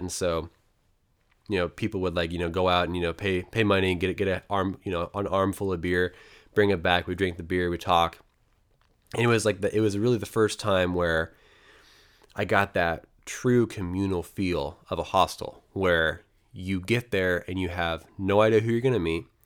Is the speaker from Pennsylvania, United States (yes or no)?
no; Portland, Oregon, United States; a West Coast American, basically from Portland, Oregon